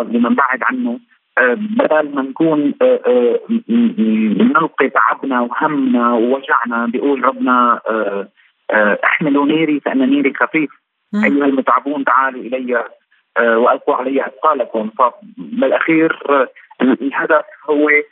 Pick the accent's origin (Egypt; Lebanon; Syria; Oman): Syria; also born or lived in Venezuela; now in Caracas, Venezuela; نحن بسوريا انا كمواطن سوري ولو اني عايش برا